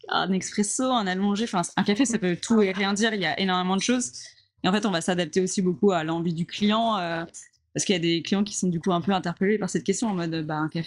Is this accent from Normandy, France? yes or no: yes; Le Havre, Normandy, France; Donc, moi, je suis normande. Ouais. Déjà de base, euh, j'ai habité, euh, enfin je suis du Havre, euh, de la Haute Normandie, et en Haute Normandie, il y a un, non je sais plus comment on dit, un langage, un, patois, un... ouais, un patois qui s'appelle le cauchois.